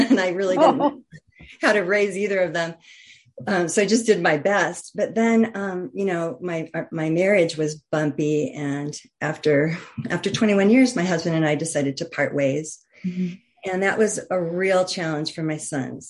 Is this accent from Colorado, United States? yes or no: yes; just outside of Denver, Colorado, United States; I grew up just outside of Denver, Colorado